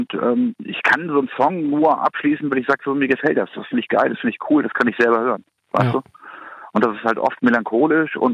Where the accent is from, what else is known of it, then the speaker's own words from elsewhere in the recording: Kiel, Schleswig-Holstein, Germany; also ich komme aus Kiel, ist klar, und wenn man dann Freunde hat, dann äh, in Kiel, dann ziehen halt die meisten weg.